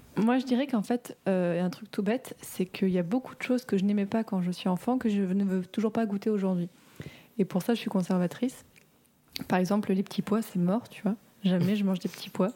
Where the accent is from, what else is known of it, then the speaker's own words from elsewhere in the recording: Morocco; j'ai grandi au Maroc